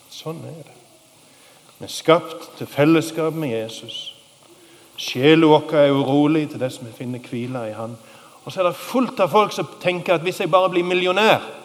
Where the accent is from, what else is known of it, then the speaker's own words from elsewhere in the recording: Sokndal, Rogaland, Norway; i Sokndal, der jeg kommer ifra